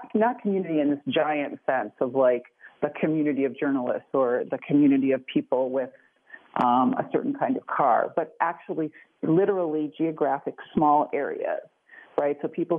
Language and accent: English; Chicago, Illinois, United States; I'm from Chicago, which is where the quote originated, to afflict the comfortable and comfort the afflicted. And I grew up at a time when journalism was pretty robust in Chicago.